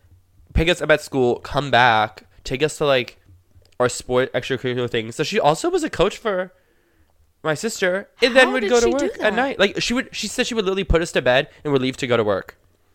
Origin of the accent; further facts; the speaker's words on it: Florida, United States; born there; Since I was born in Florida